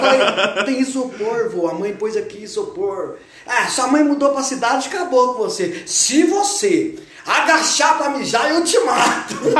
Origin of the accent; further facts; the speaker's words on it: Varginha, Minas Gerais, Brazil; eu sou mineiro, mineiro, mineiro. Mineiro da gema fui criado na roça